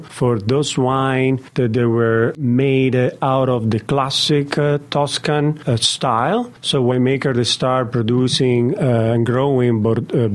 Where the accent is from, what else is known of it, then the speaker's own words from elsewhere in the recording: Modena, Emilia-Romagna, Italy; moved away; I was born in Modena